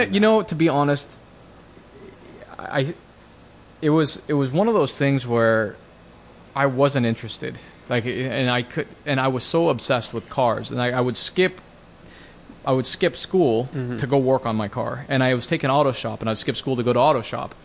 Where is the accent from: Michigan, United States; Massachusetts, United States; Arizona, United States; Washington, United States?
Washington, United States; Bellevue; I grew up in Washington State, up in, you know, the suburbs of Seattle in Bellevue